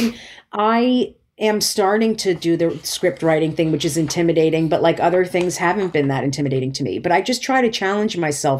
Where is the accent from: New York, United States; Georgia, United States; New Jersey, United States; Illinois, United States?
New Jersey, United States; even though she grew up in Maryland, I grew up in New Jersey.